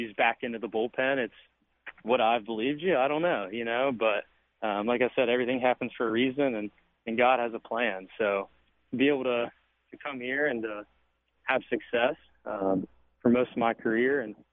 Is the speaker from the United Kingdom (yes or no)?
no; West Virginia, United States; I gave it a shot at West Virginia. It's my home state.